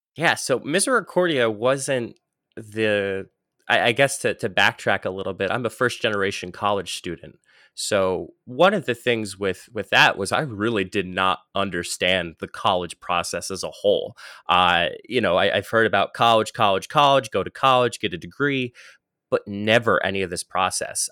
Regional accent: northeast Pennsylvania, United States; I was born in, uh, the northeast of Pennsylvania. So if anybody has a map, uh, of Pennsylvania, I was literally born in the top right-hand corner of the state

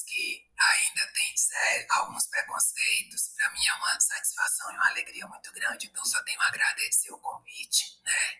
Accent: Piauí, Brazil; eu sou aqui do Piauí.

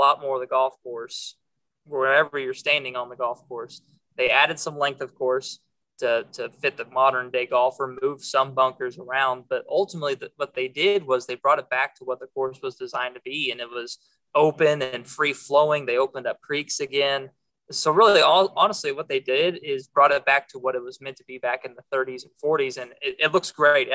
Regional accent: Tulsa, Oklahoma, United States; the sports director of the TV station in my hometown

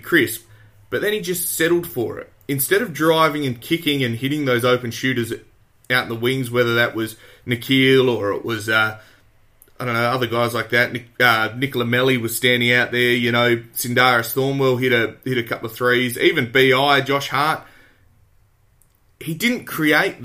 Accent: Australia; I'm an Aussie

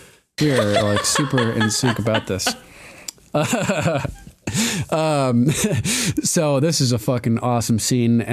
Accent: Old Lyme, Connecticut, United States; I'm actually from Old Lyme, Connecticut

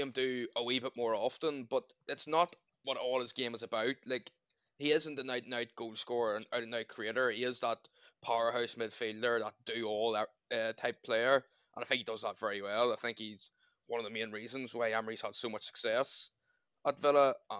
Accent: Ireland; Like, as an Irish person, there hasn't been a lot to get excited over since the Euros in 2016.

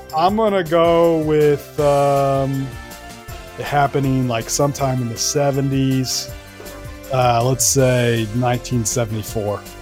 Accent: Kansas City, United States; I am from Kansas City. went to Kansas, uh, just grew up a basketball diehard

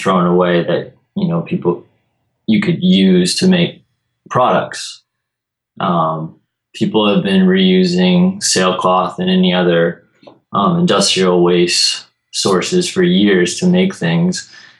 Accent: Peaks Island, Maine, United States; Sure, so I grew up on Peaks Island, which is a small island off the coast of Portland, Maine.

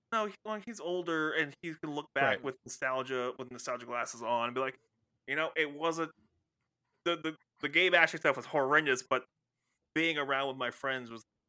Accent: Scotland, United Kingdom; I'm Scottish.

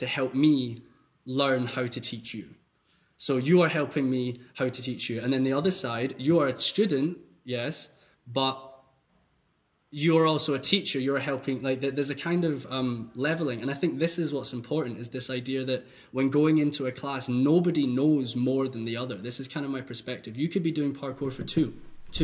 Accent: Scotland, United Kingdom; moved away as an adult; now in Hamburg, Germany; I'm from Scotland and I sound really weird.

